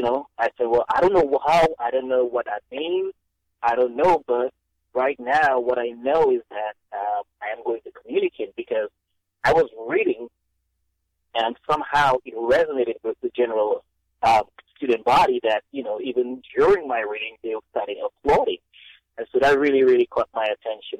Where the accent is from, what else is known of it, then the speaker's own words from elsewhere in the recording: Dominica; moved away as an adult; now in United States; growing up in Dominica